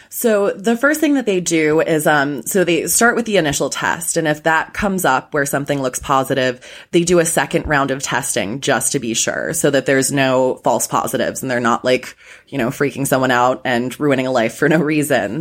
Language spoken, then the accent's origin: English; Chicago, Illinois, United States; moved away as an adult; now in Los Angeles, United States; still a Chicagoan. I'm still a Chicagoan.